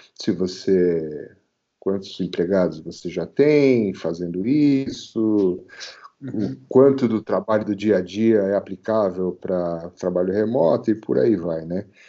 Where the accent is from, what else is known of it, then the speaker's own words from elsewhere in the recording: Brazil; eu sou brasileiro, cara. Aqui é, aqui é clima tropical